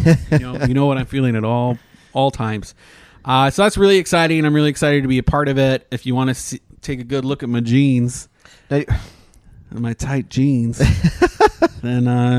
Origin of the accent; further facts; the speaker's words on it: Canada; now in Orlando, United States; My mother's American, yeah. But I was born in Canada